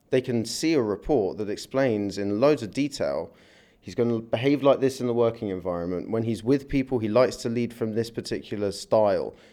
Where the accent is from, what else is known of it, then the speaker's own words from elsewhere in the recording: London, United Kingdom; moved away as an adult; I came from London nearly eight years ago.